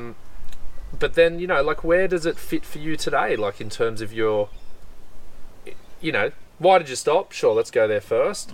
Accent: Australia; as an Australian

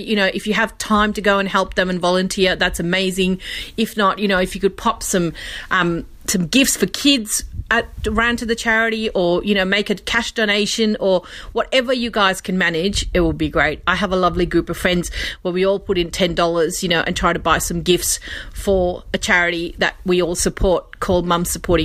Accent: India; now in Australia; when I was growing up in India

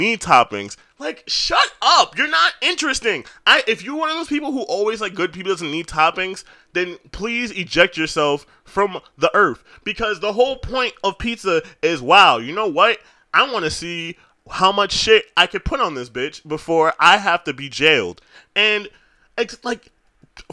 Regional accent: New York City, New York, United States; I'm from New York. I was born here.

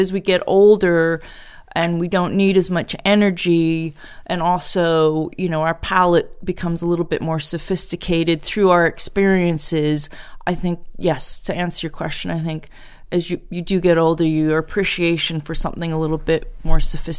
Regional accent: Portland, Oregon, United States; moved away as an adult; also born or lived in New York City; now in England, United Kingdom; So I grew up in Portland, Oregon. So out there it was M&M's and Hershey's. Everyone here in England is horrified.

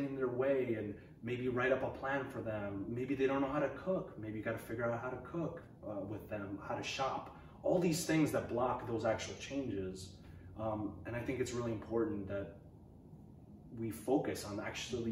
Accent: New York, United States; moved away as an adult; now in Portland, United States; I come from the East Coast. I was living in New York most of my life

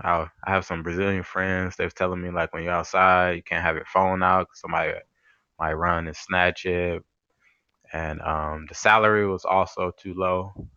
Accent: Detroit, Michigan, United States; moved away as an adult; also born or lived in Houston, Texas; now in Taiwan; I'm from Detroit, Michigan.

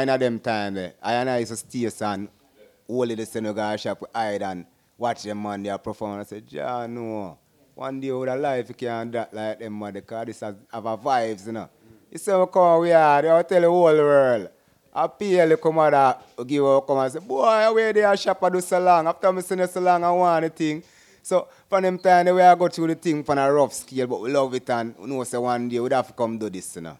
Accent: Jamaica; born or raised there

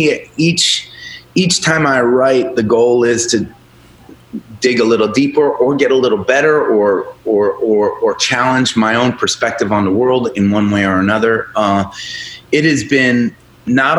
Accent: Boston, Massachusetts, United States; also born or lived in Chicago; I'm from Boston

